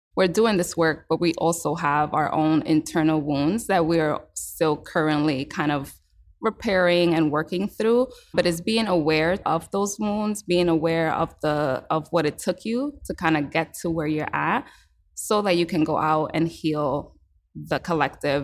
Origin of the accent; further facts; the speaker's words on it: New York City, New York, United States; I was born and raised in New York City